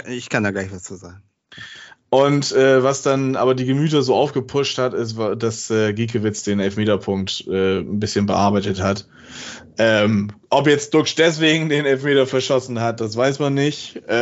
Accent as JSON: {"language": "German", "region": "Bremen", "country": "Germany", "said": "den ich als Bremer ganz ehrlich sagen muss"}